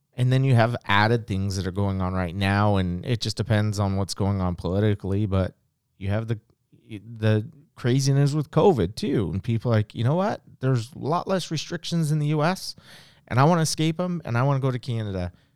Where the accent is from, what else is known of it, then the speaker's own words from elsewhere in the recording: West Coast, United States; I'm from the West Coast